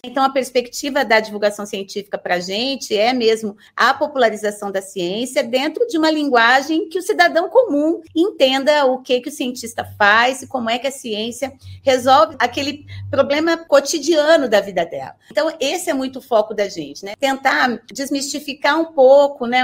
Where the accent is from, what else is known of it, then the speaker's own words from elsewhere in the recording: Londrina, Paraná, Brazil; now in Curitiba, Brazil; eu sou de Londrina, no, né, no norte do Paraná